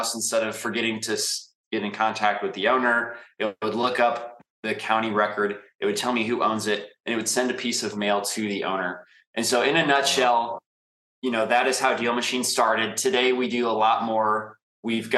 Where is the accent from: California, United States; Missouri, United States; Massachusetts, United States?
Missouri, United States; St. Louis; moved away as an adult; now in Indianapolis, United States; I'm from St. Louis. You're correct. I spent the last 7 years in Indianapolis